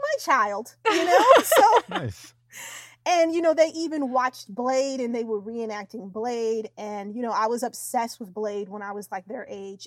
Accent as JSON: {"language": "English", "town": "Yonkers", "region": "New York", "country": "United States", "said": "I'm actually from Yonkers, New York, and Yonkers is like right near the Bronx."}